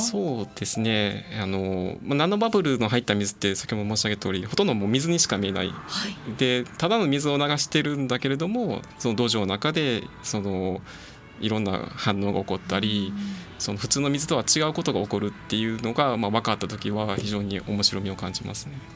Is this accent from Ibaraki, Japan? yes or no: no; Akashi, Hyogo, Japan; moved away as an adult; also born or lived in Hokkaido / Tokyo / Saitama; 明石出身